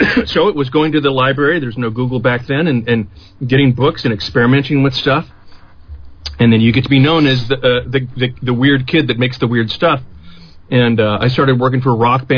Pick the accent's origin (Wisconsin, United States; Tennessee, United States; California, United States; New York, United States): California, United States; Morgan Hill; moved away as an adult; also born or lived in San Francisco, California / San Jose, California; now in Los Angeles, United States; Born in San Francisco, spent, you know, most of my early life in Morgan Hill, California